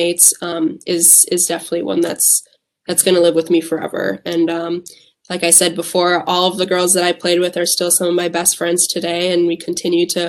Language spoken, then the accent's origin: English; Whitewater, Wisconsin, United States; I grew up in Whitewater